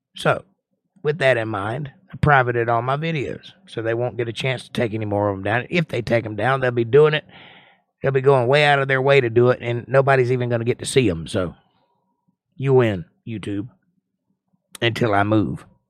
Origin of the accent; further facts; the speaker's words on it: United States; I'm an American